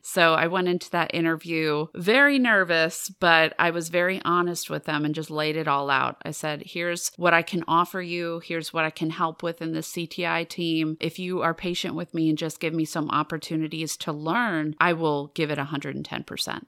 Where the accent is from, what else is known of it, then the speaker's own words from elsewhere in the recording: United States; as American students